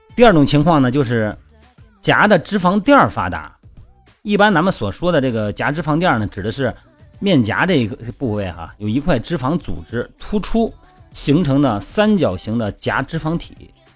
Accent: Linyi, Shandong, China; 我们老家不是山东吗？那个临沂那边

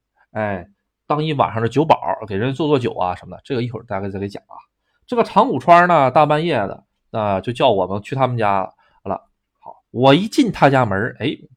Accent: China; moved away; also born or lived in Japan; 我是个中国人，

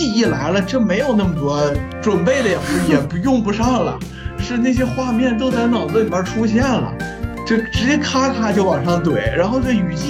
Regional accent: China; 你别侮辱我们中国人，就是华华裔的这些人了。

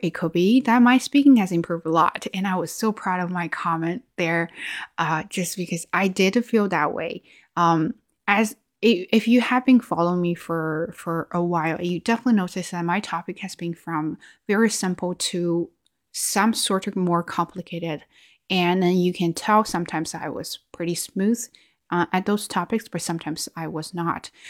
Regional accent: China; accent: Chinese; English is a second language; oh yeah, I used to have a Chinese accent there, and I will get super offended.

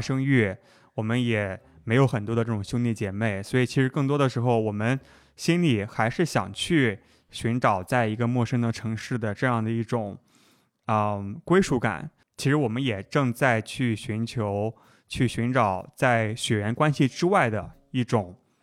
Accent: China; also born or lived in Atlanta, United States; 我是中国来的

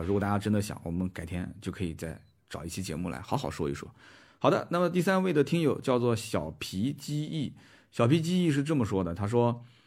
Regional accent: Nanjing, Jiangsu, China; also born or lived in Shanghai; 其实我当年从南京去上海上学

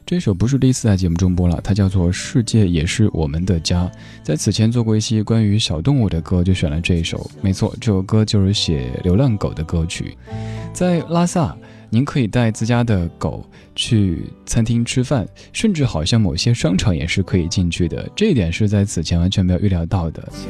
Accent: Chengdu, Sichuan, China; accent: Chengdu dialect; 用我的家乡话成都话讲，就是藏腰儿罐子

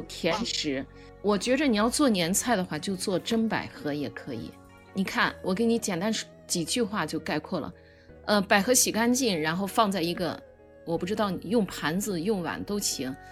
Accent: Lanzhou, Gansu, China; 我从小生长在兰州

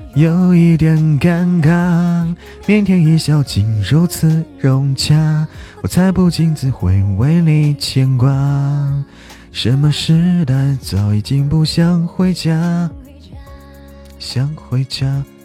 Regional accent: Zhangjiakou, Hebei, China; now in Chengdu, China; 大家不要说我在成都， 不要说我是河北张家口的

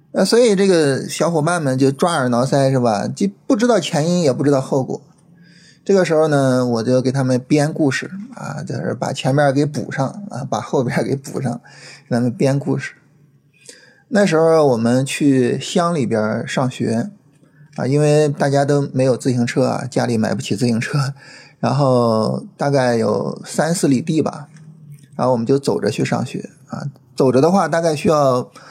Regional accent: China; 对于我们中国人来说，这是一个非常，非常特殊的节日

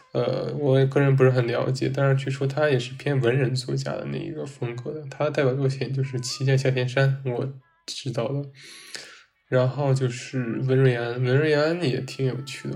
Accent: China; 我们作为中国人

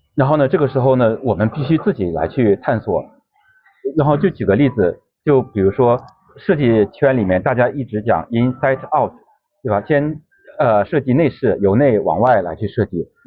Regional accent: China; 我们中国设计师挺能卷的

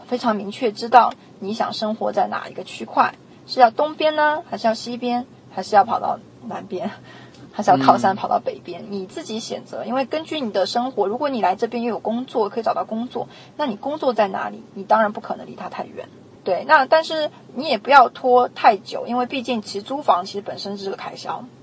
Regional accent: United States; 那我们美国人这边，其实我们当地的利息已经开始在往下降了

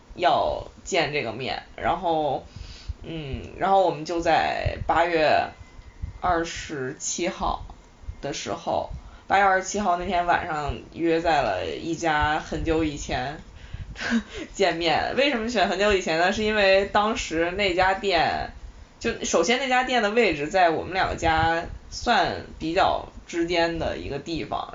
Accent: Shanxi, China; now in Beijing, China; 然后从西安要回到我的老家山西

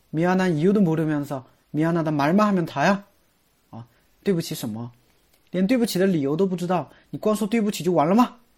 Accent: China; 这不符合我们中国人的说话习惯

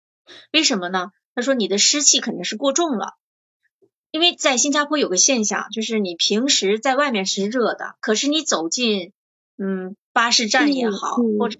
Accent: northern China, China; moved away; 我是北方人嘛，口味比较重，吃盐又多啊

